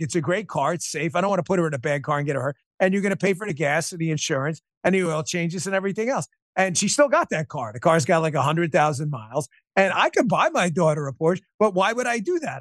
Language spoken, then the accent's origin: English; New York, United States; I grew up in New York